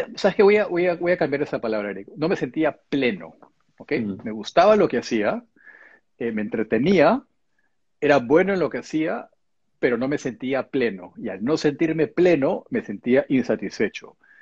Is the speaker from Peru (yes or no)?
yes; Peru; moved away as an adult; also born or lived in Japan; now in England; hice todo el colegio en el Perú, después me fui a estudiar la carrera universitaria eh, a Japón